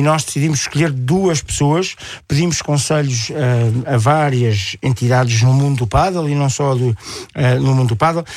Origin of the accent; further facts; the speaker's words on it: Portugal; eu sou português a abelhão pato, que é um português um bocadinho mais apurado